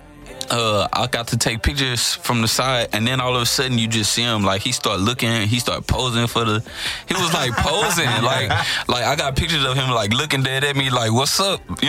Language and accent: English; Homestead, United States; I'm from Homestead. I'm from the north side